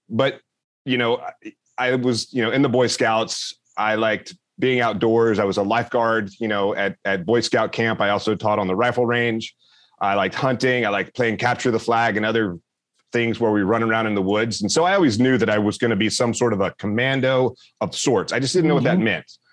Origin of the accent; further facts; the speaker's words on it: Meridian, Mississippi, United States; moved away as an adult; I grew up in Meridian, Mississippi